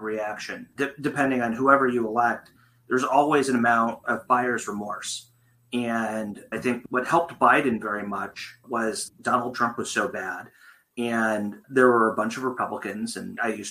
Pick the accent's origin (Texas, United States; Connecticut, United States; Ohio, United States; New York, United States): Ohio, United States; I'm from Ohio